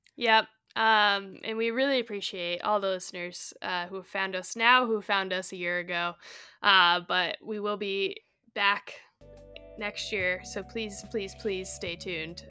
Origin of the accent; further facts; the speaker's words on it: Colorado, United States; I grew up in Colorado